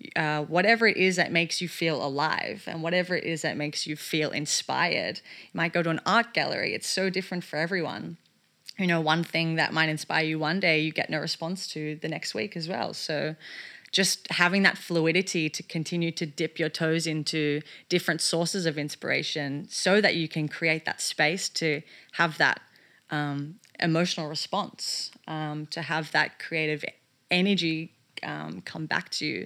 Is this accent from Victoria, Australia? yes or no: yes; Melbourne, Victoria, Australia; moved away; the work that I wanted to do here in my hometown of Melbourne